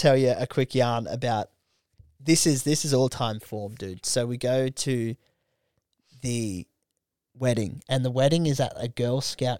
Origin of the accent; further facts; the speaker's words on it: Australia; But I'm Australian, though.